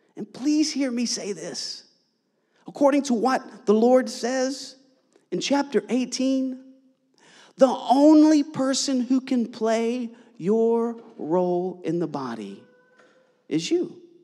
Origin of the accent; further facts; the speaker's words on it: Eastern Kentucky, United States; now in Orlando, United States; I'm originally from Eastern Kentucky. I grew up in the heart of Appalachia